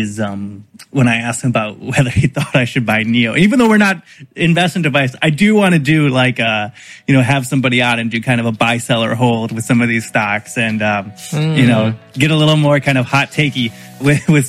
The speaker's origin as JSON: {"language": "English", "town": "Grand Rapids", "region": "Michigan", "country": "United States", "said": "I'm from Grand Rapids"}